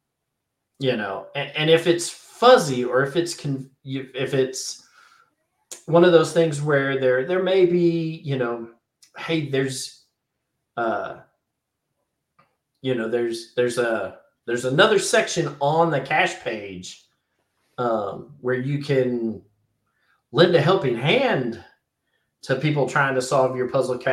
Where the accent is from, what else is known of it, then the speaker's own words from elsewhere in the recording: United States; I'm an American